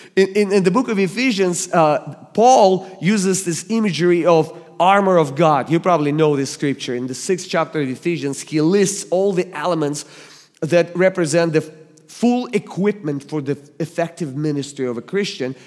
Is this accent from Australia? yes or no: no; Russia; English is a second language; moved away as an adult; now in United States; I was born and raised in the Soviet Union